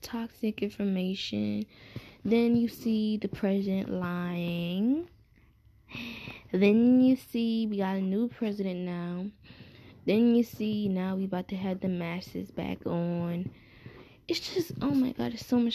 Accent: New York City, New York, United States; moved away as an adult; I'm from Brooklyn. That's always my home

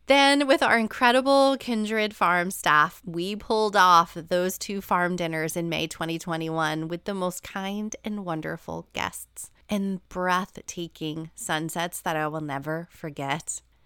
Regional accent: New Jersey, United States; moved away; my hometown in New Jersey when I went to visit my parents

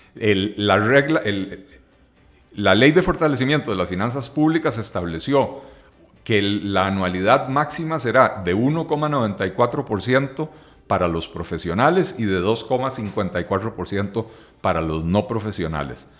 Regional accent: Costa Rica

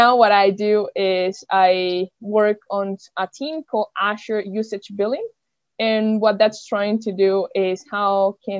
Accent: Venezuela; moved away; also born or lived in Germany; I'm from Venezuela

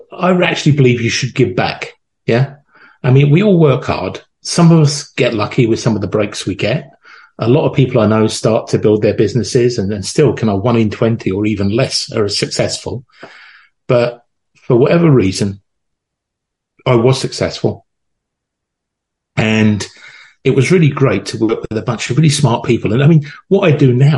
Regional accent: London, United Kingdom; I was born in Northwest London in a place called Wembley

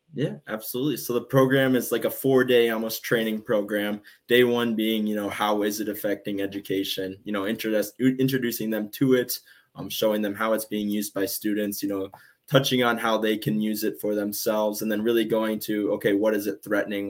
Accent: southwestern Minnesota, United States; my dad is on the school board at my in at my hometown. I'm in southwestern minnesota

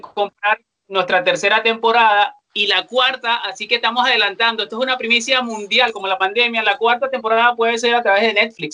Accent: Venezuela; now in Chile; como venezolanos

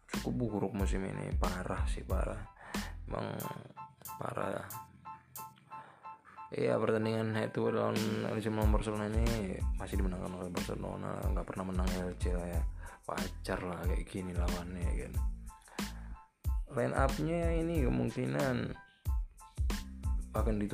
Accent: Medan, North Sumatra, Indonesia; Asal saya dari Medan.

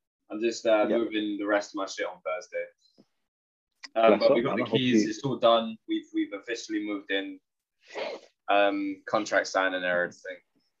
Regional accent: South Korea; I'm from Korea.

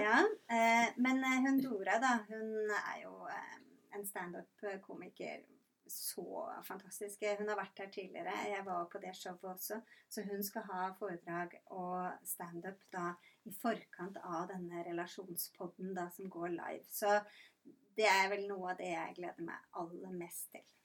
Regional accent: Rygge, Østfold, Norway; now in Randaberg, Norway; Jeg er fra Rygge i Østfold

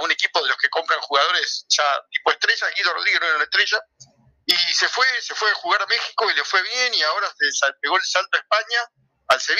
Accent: Ecuador; cuerpo de jugador es alto como soy ecuatoriano

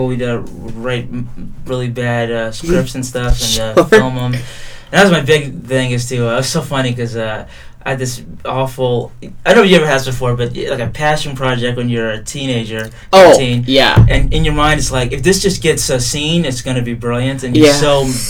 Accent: Pennsylvania, United States; now in New York, United States; Pennsylvania originally

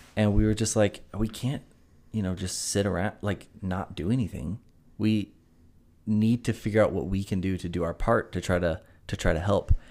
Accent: Greenville, South Carolina, United States; born and raised in Greenville, South Carolina

